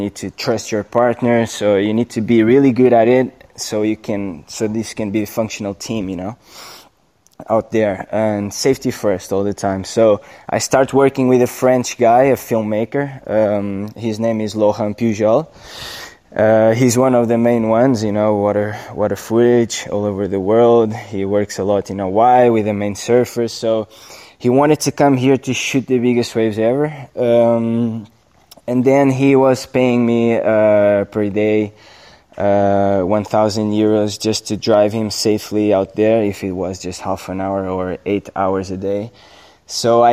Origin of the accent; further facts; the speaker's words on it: Nazaré, Centro, Portugal; my hometown